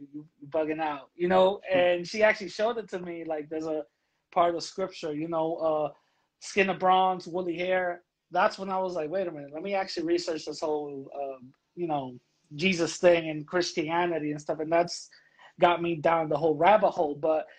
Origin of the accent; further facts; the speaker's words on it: New York City, New York, United States; I grew up in the Bronx, born and raised. My upbringing, basically, I grew up in the church, you know. My mom, a Pentecostal